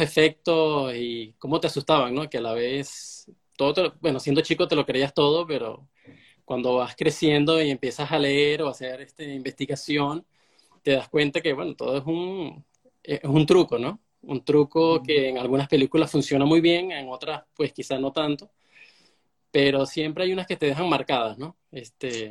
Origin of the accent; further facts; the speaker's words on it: Venezuela; soy de Venezuela